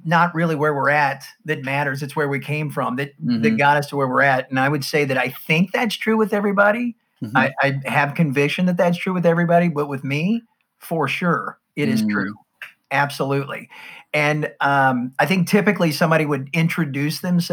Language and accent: English; United States; you can tell from my accent, I'm from the States